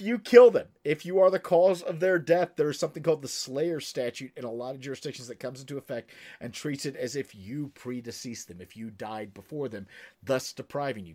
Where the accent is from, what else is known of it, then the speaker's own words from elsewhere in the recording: Kentucky, United States; I'm from Kentucky